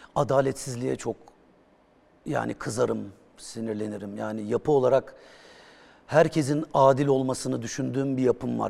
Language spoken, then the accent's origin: Turkish; Bursa, Turkey; born or raised there